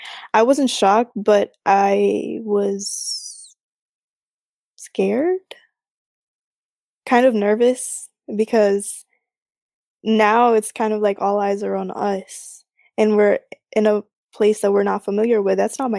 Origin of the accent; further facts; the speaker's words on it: Philippines; now in United States; My pronouns are she, her, and I'm a Filipina, basically an Asian American. I've been here for about going on 7 years now, so it hasn't been long at all.